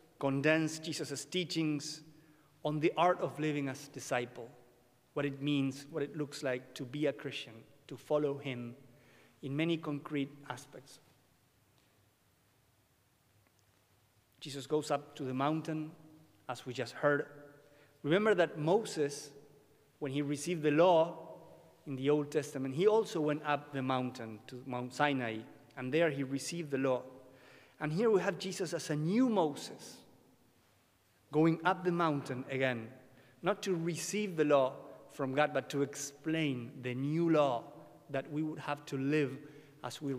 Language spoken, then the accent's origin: English; Buenos Aires, Argentina; English is a second language; I was born and raised in Buenos Aires, Argentina.